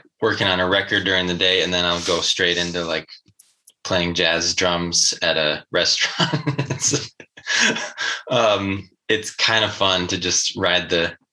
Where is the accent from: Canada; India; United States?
United States; Wisconsin; accent: Wisconsin; my Wisconsin accent